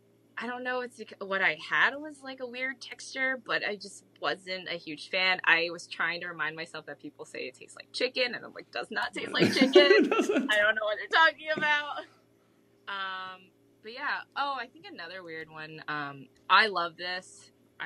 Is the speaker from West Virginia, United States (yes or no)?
yes; West Virginia, United States; now in Wisconsin, United States; So I, before coming to Wisconsin, I was from West Virginia. A lot of hunters there.